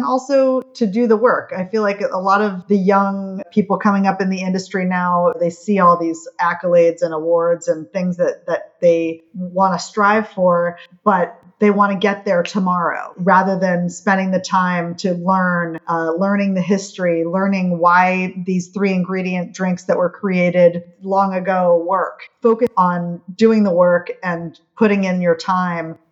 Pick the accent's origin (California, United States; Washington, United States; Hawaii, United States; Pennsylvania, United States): Hawaii, United States; Honolulu; now in New York City, United States; I'm from Hawaii, Honolulu